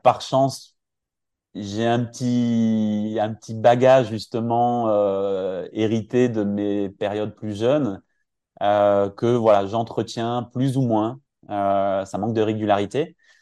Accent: Finistère, Monts d'Arrée, Brittany, France; je suis originaire du Finistère, dans les Monts d'Arrée

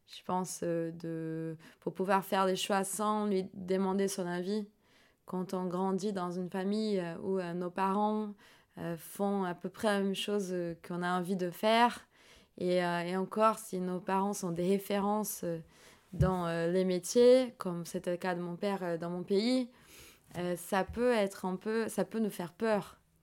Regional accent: São Paulo, Brazil; French is a second language; je suis née à São Paulo, c'est un peu la New York brésilienne

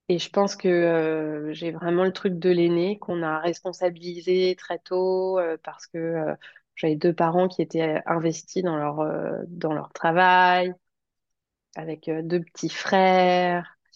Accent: Paris, Île-de-France, France; also born or lived in Rouen, France / Toulouse, France / Martinique; donc j'ai, je suis née à Paris, j'ai grandi en partie en banlieue parisienne, mais j'ai aussi habité en Normandie, à Rouen, j'ai habité à Toulouse, j'ai habité en Martinique.

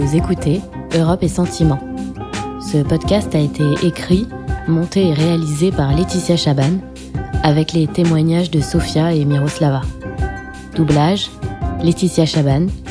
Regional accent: Kharkiv, Kharkiv Oblast, Ukraine; moved away

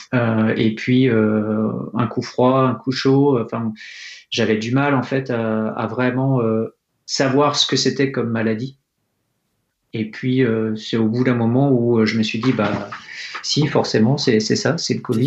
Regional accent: Fontainebleau, Île-de-France, France; je suis né à Fontainebleau en Seine-et-Marne. Mhm. J'ai eu la chance de grandir euh, à côté euh, de la forêt de Poligny

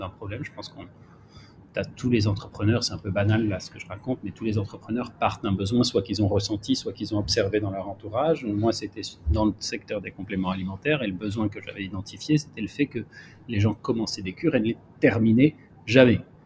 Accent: Marseille, Provence-Alpes-Côte d'Azur, France; je suis marseillais et je suis bien à Marseille

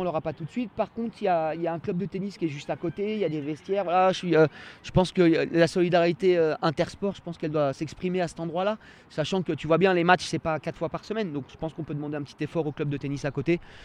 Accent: Annecy, Auvergne-Rhône-Alpes, France; also born or lived in Cran-Gevrier; je suis un enfant de cette ville-là. C'est-à-dire que je suis né à Annecy historique. Ça fait des années que j'habite à Cran

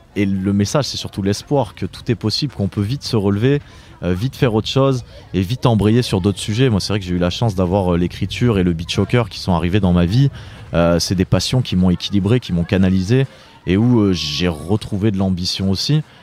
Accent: Étoile-sur-Rhône, Auvergne-Rhône-Alpes, France; also born or lived in Lyon / Brittany; je suis euh, breton d'origine, né à Lyon, euh, ayant fait toute mon enfance dans la Drôme, dans un petit village qui s'appelle Étoile-sur-Rhône

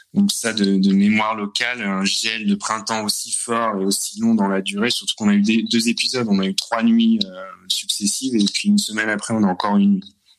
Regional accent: France; now in Corcova, Romania; moi, en tant que Français

